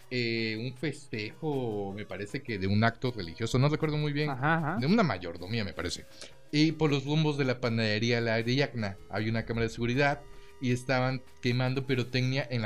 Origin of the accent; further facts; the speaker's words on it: Mexico; como mexicanos no